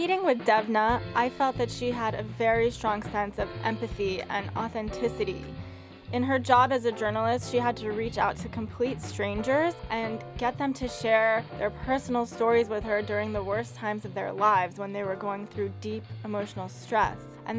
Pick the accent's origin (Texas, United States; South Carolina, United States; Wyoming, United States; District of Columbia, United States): District of Columbia, United States; Washington; moved away as an adult; now in New York, United States; I grew up in Washington, D.C., and I was very close with my family, so I went to University of Maryland, which was close to home.